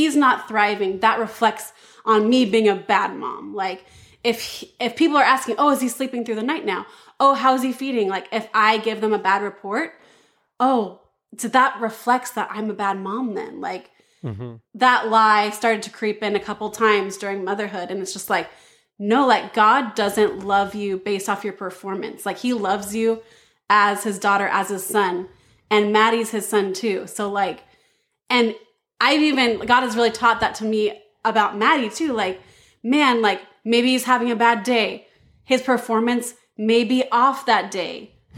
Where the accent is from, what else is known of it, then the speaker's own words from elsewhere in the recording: Battle Ground, Washington, United States; I grew up in Battleground, Washington, actually, the town I'm in right now. Yeah, and I grew up in this, like, small Adventist mecca bubble, you know?